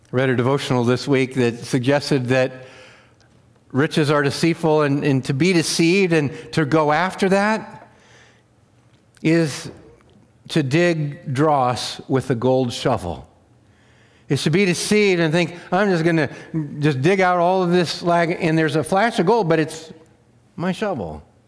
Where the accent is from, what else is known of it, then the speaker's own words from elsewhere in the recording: Wheatland County, Montana, United States; I grew up in Wheatland County, Montana